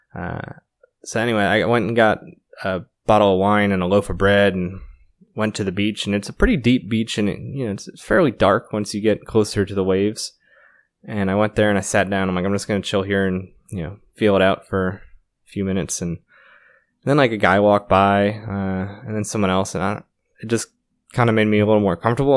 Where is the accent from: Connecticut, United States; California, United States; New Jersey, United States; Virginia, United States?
Connecticut, United States; moved away as an adult; also born or lived in New York / Florida / New York City; I grew up around New York City within an hour, uh, mostly Connecticut, also New York